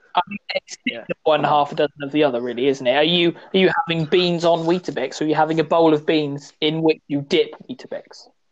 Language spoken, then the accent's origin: English; West Country, South West England, United Kingdom; I'm from the West country.